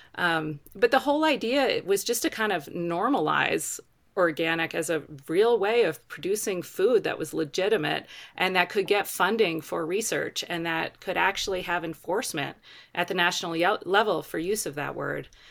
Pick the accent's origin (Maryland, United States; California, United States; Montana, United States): Maryland, United States; Baltimore; moved away as an adult; also born or lived in West Virginia; now in Colorado, United States; I grew up in Baltimore City